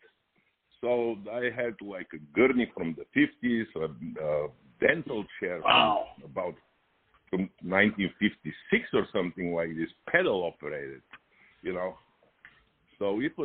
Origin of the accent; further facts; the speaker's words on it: Bulgaria; now in Los Angeles, United States; I immigrated from Bulgaria in 1985, and I came directly to LA.